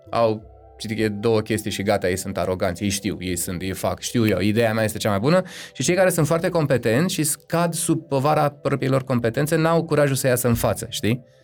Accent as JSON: {"language": "Romanian", "country": "Romania", "said": "Tribul meu, eu sunt român"}